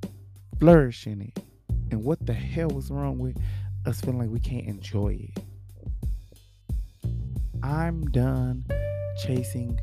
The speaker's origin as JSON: {"language": "English", "town": "Los Angeles", "region": "California", "country": "United States", "tie": "born or raised there", "said": "I'm from Watts, Los Angeles"}